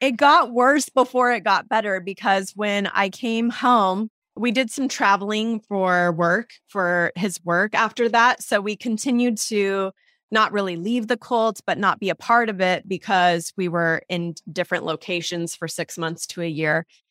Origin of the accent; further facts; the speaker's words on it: Portland, Oregon, United States; also born or lived in Southern California; I was born in Southern California, actually. I grew up, though, in Portland, Oregon